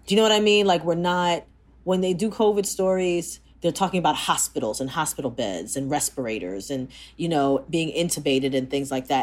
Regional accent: Jamaica; I'm Jamaican

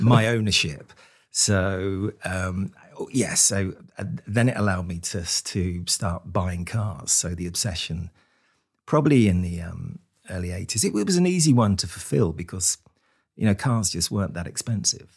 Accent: Luton, East of England, United Kingdom; I was born in Luton in, in kind of nineteen sixty

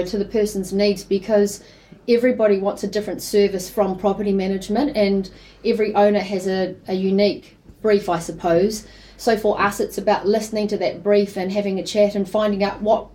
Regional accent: Christchurch, Canterbury, New Zealand; moved away as an adult; also born or lived in Auckland / United Kingdom; now in Bay of Plenty, New Zealand; I grew up in Christchurch, in the South Island there, and a family of four.

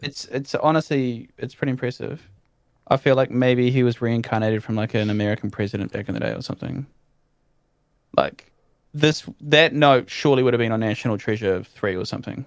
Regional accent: New Zealand; as a Kiwi

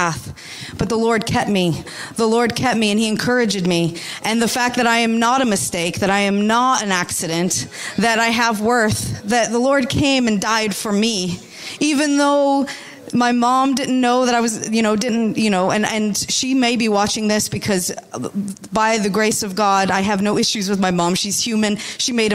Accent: United States; moved away; I'm from America, if you could tell by my accent

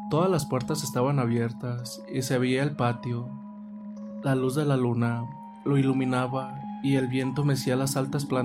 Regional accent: San Francisco del Rincón, Guanajuato, Mexico; soy originario de México, San Francisco del Rincón.

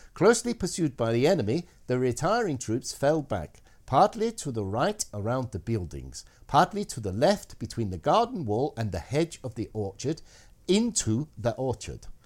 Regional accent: Scotland, United Kingdom; being Scottish, I can't do the Scottish accent.

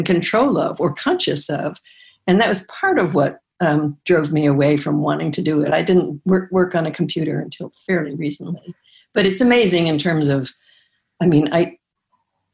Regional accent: Chicago, Illinois, United States; I grew up in Chicago, basically, in the south side of Chicago

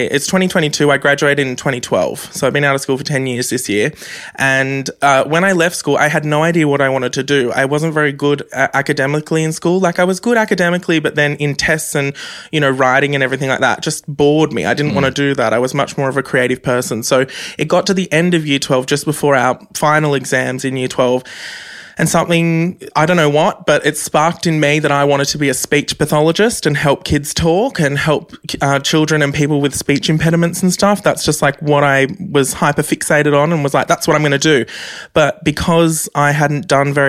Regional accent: Central Coast, New South Wales, Australia; growing up on the Central Coast was very hard, very difficult, being as fabulous as I am and going to a public school on the Central Coast

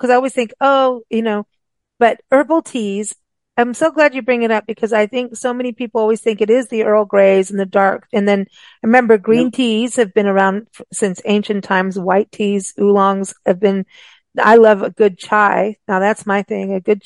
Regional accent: South Africa; we grew up with rooibos in South Africa

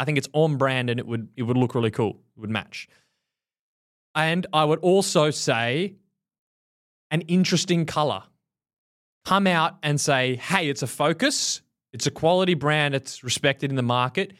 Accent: Australia; moved away; As an Australian

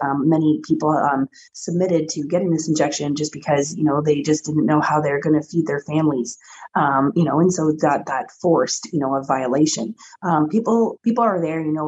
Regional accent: Canada

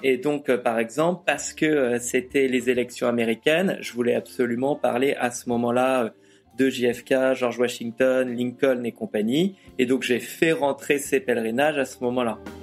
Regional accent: France; je suis français

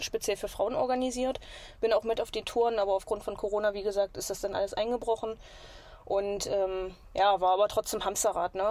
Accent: near Magdeburg, Egeln basin, Saxony-Anhalt, Germany; moved away; Magdeburg, aus der Nähe von Magdeburg. Äh, aus der Egelner Mulde ursprünglich

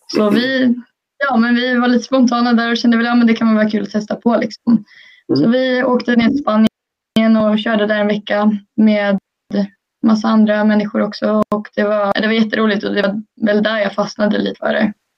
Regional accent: Sweden; hemma i Sverige

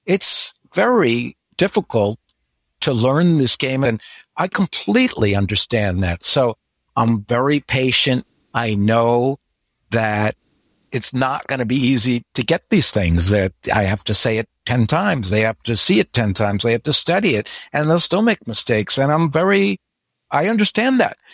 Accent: United States; moved away as an adult; now in Florida, United States; I grew up in the New York area

